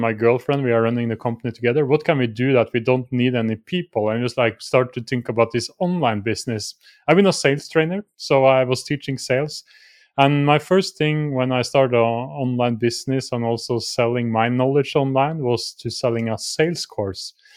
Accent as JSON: {"language": "English", "country": "Norway", "said": "I'm from Norway"}